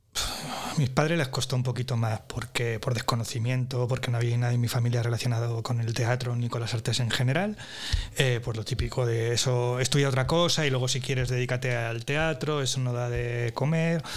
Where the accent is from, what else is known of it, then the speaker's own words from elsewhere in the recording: Andalusia, Spain; Soy ahí un, un andaluz